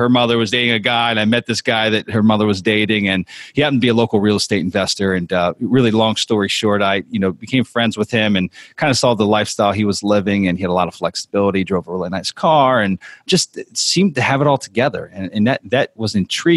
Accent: Harrisburg, Pennsylvania, United States; moved away as an adult; now in Clearwater, United States; where I'm from is Pennsylvania. So I was born and raised in Harrisburg, Pennsylvania

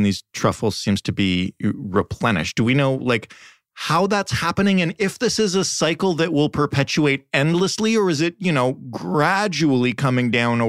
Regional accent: Canada; I as a Canadian

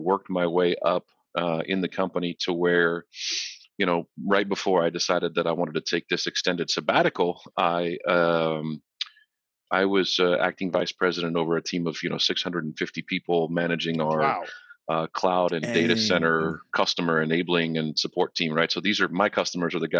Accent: Florida, United States; also born or lived in Lompoc, California; So we moved from Southern Cal to Florida so that he could continue working on the space shuttle program. And I grew up kind of ish here, came of age here

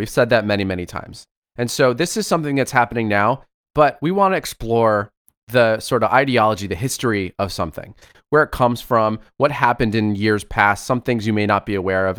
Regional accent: Florida, United States; You know, I grew up in South Florida.

